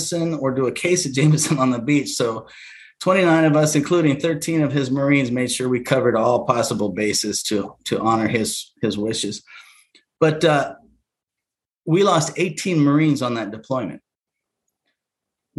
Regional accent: Alaska, United States; I was born in Alaska to a family of 10 in a subsistence style living

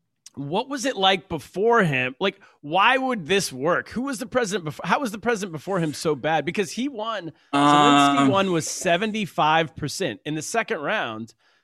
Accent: California, United States; I'm from California

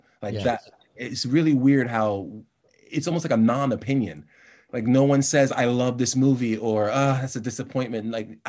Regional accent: Miami, Florida, United States; Being born and raised in Miami, every season, it's 5, 6, 10 tropical storms come through.

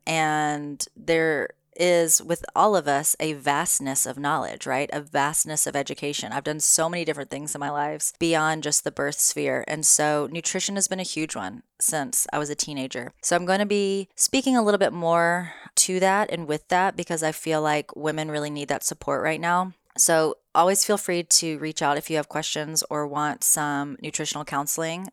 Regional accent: the South, United States; moved away; I'm from the South.

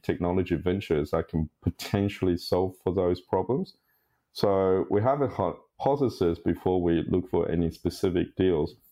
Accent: Sydney, New South Wales, Australia; I'm a Sydney boy. I, I grew up in Sydney

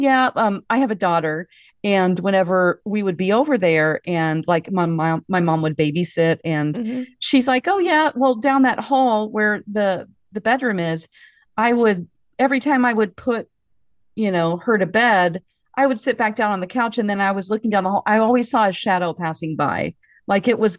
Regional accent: Southwest Missouri, United States; moved away as an adult; also born or lived in California; now in Minnesota, United States; We're from Southwest Missouri, actually, because my parents moved us from California there. And like when I was, you know, kindergarten. So I feel like I'm a Missourian

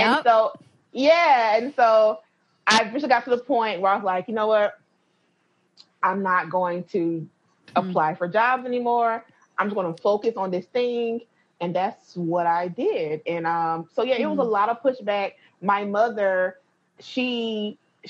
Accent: North Carolina, United States; I'm from North Carolina

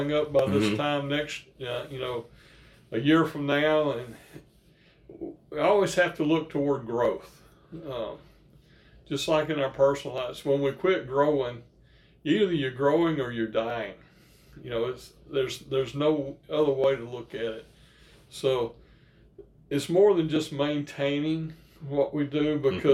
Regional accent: Northeast Louisiana, United States; I grew up in Northeast Louisiana, kid of a paper mill worker

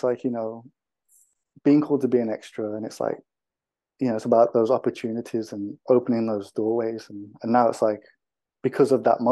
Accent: Wolverhampton, West Midlands, United Kingdom; Growing up in Wolverhampton, there was a group of us that worked together that were directors and filmmakers

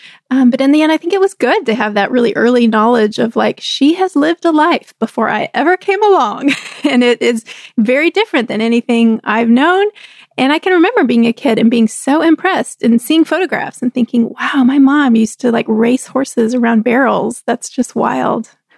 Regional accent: Texas, United States; we were growing up in Texas.

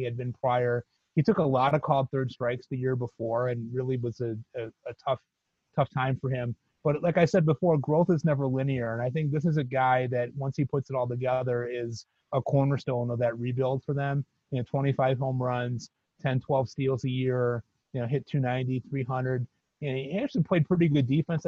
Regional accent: Chicago, Illinois, United States; I'm a native Southsider

